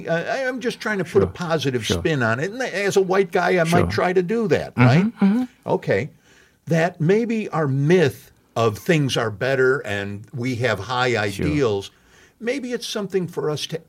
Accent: Chicago, Illinois, United States; In my hometown in Chicago

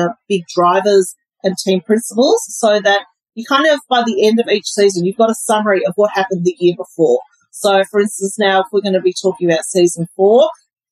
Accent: Melbourne, Victoria, Australia; moved away; also born or lived in Singapore; I grew up in Melbourne, about 7 kilometres from where the track is in Albert Park

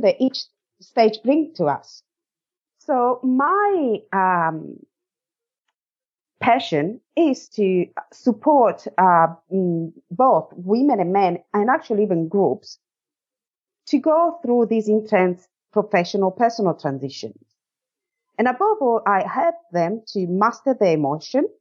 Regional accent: Italy; moved away as an adult; now in Australia; I'm from Italy. I moved to Australia in 2004 and I moved here for love as I met my current Australian husband in Italy.

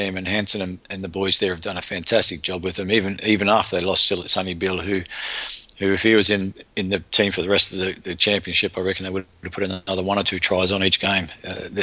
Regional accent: Ireland; we found that out as an Irish, the Irish boys found that out when we went down to New Zealand

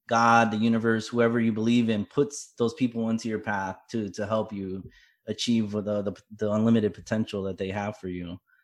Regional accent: South Florida, United States; I was born in Florida

